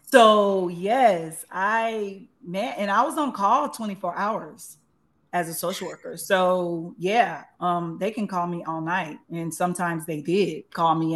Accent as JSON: {"language": "English", "town": "Los Angeles", "region": "California", "country": "United States", "tie": "born or raised there", "also_born_or_lived": "Tuscaloosa, Alabama", "said": "I've been in LA since I was eight years old"}